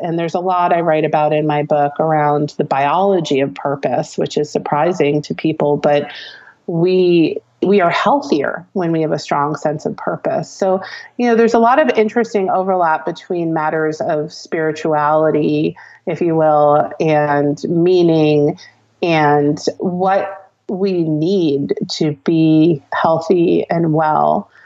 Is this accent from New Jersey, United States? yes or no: yes; New Jersey, United States; I'm a Jersey girl.